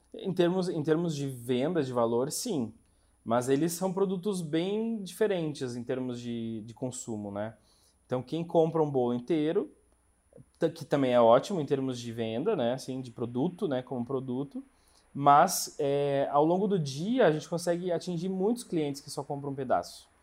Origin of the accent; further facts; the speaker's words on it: interior of Rio Grande do Sul, Brazil; moved away as an adult; now in Curitiba, Brazil; eu sou gaúcho do interior do Rio Grande do Sul